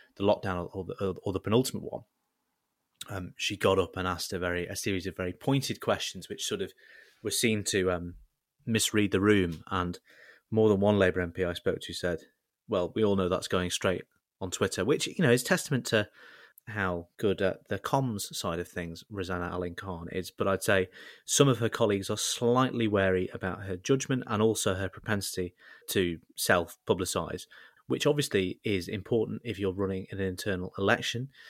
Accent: Southport, North West England, United Kingdom; growing up in South Port

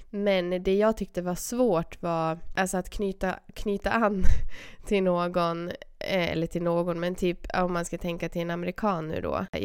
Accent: Sweden; jag är ju svensk, så jag är ju stel och blyg.

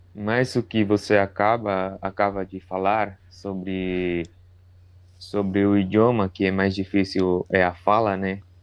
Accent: Chile; Portuguese is a second language; sou do Chile

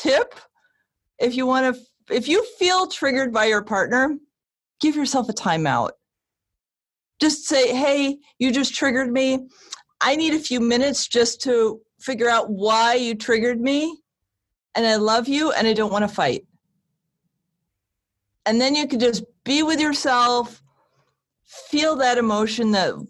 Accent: Connecticut, United States; I grew up in Connecticut

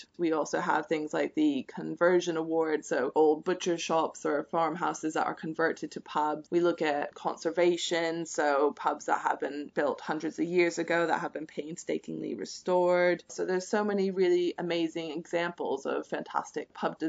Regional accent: United States; now in United Kingdom; I'm originally from the States

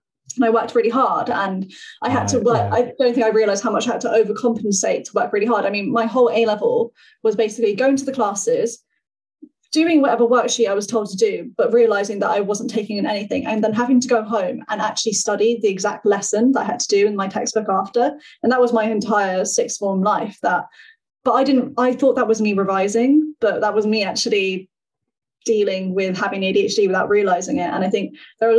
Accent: Hendon, London, United Kingdom; I grew up in Northwest London in Hendon, kind of in the suburbs, and I've moved like into the city

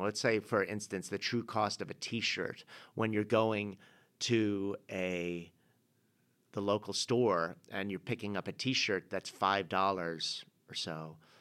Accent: England, United Kingdom; being an English guy

